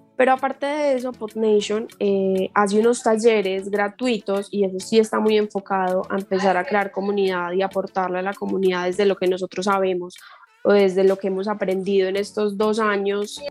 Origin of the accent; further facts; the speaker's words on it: Colombia; como podcaster colombiana